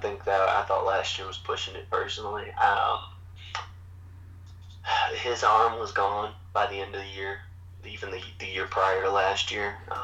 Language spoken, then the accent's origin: English; New Orleans, Louisiana, United States; Born and raised in New Orleans.